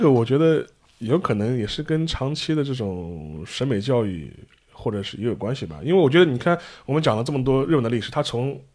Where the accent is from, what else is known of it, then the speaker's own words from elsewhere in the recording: China; 当然有的时候我们中国人看看，